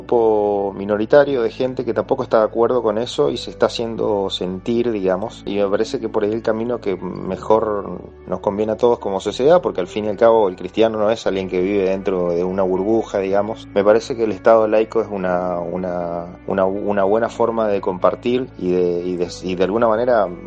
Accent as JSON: {"language": "Spanish", "country": "Argentina", "said": "en mi país, en Argentina"}